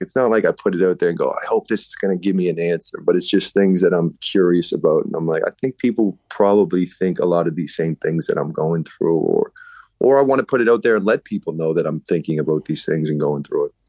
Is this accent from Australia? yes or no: no; Enfield, Nova Scotia, Canada; also born or lived in Halifax; born and raised in Enfield, which is right by the airport.